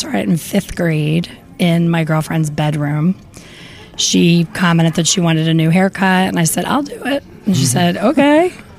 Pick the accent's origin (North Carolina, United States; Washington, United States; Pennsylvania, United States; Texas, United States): Pennsylvania, United States; Philadelphia; This is my hometown, Philly.